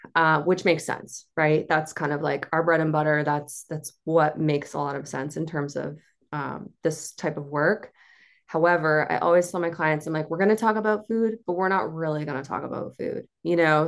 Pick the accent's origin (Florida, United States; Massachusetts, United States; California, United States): Massachusetts, United States; Cape Cod; I'm from the Cape